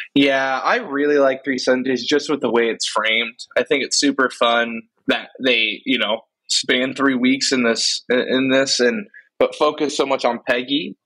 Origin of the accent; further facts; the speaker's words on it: West Coast, United States; I'm the only true West Coaster. I've never lived in the East Coast time zone.